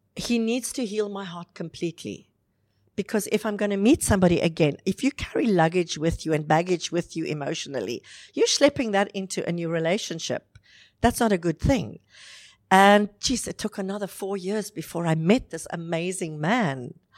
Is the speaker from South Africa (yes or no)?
yes; South Africa; moved away as an adult; now in Dubai, United Arab Emirates; I'm South African. I've been in Dubai now for 11 years